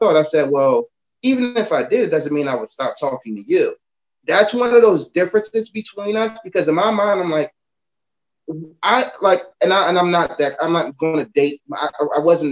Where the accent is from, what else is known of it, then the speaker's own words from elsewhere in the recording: Philadelphia, Pennsylvania, United States; I'm from Philadelphia.